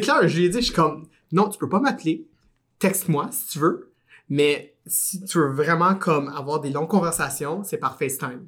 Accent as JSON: {"language": "French", "town": "Gatineau", "region": "Quebec", "country": "Canada", "also_born_or_lived": "Montreal", "said": "je viens d'Ottawa, mais ben, de Gatineau"}